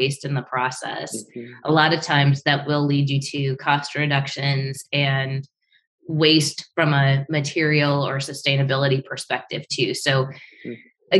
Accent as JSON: {"language": "English", "town": "Detroit", "region": "Michigan", "country": "United States", "tie": "born or raised there", "said": "growing up in Michigan"}